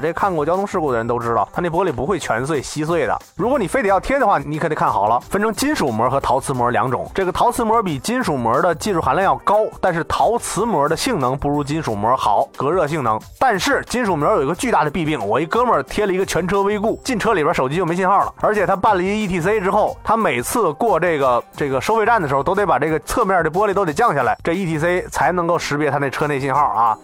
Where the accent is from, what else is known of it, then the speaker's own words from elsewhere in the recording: northern Hebei, China; 我的老家在河北的北部啊，我们这儿这个钢铁这个工业很发达，走的路上小石子儿特多